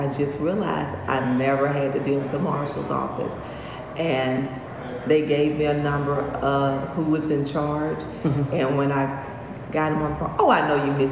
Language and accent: English; LaGrange, Georgia, United States; also born or lived in Atlanta; I was born and raised here in LaGrange